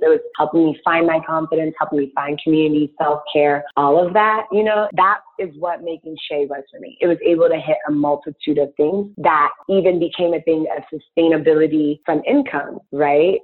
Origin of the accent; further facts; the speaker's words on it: Ghana; now in Chicago, United States; I'm Ghanaian and I use shea butter as a child